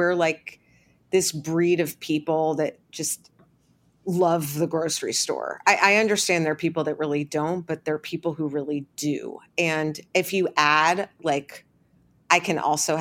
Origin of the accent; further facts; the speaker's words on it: New York, United States; I'm such a New Yorker